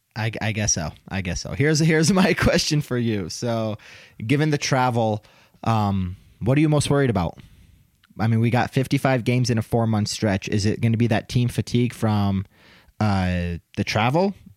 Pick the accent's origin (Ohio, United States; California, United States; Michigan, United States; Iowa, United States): Michigan, United States; Detroit; now in Denver, United States; I was from Detroit